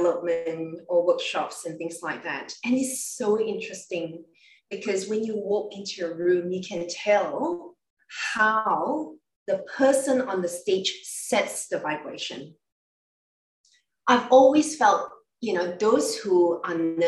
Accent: Malaysia; I come from Malaysia, so I'm coming from a very multicultural background

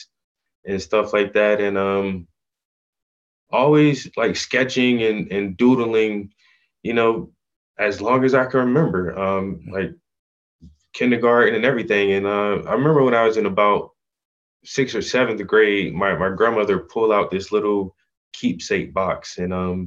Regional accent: South Carolina, United States; also born or lived in Atlanta, Georgia / Philadelphia, Pennsylvania; we moved back to South Carolina. And that's where I did like the majority and the bulk of my growing up. So I tell everyone that I'm from South Carolina

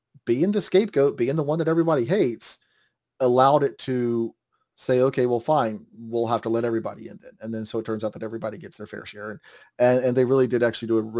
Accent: North Carolina, United States; moved away; I grew up in North Carolina, in the middle of North Carolina

